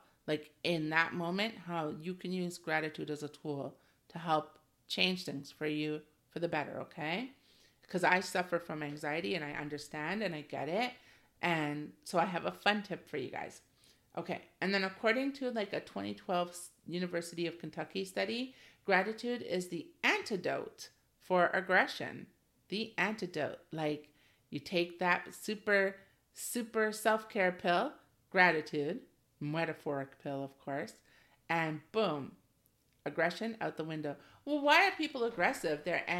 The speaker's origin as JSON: {"language": "English", "region": "Ontario", "country": "Canada", "said": "I live in Canada and I came from Ontario, specifically GTA, where immigration is huge"}